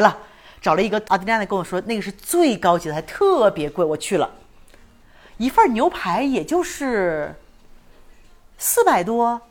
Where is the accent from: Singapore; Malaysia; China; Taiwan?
China; also born or lived in Chiapas, Mexico; now in Mexico; 我作为一个中国人